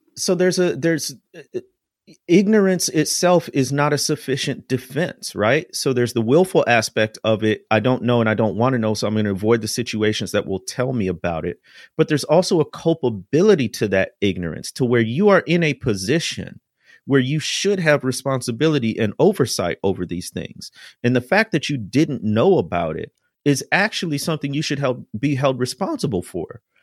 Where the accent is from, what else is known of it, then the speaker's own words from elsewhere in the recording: near Chicago, Illinois, United States; I grew up near Chicago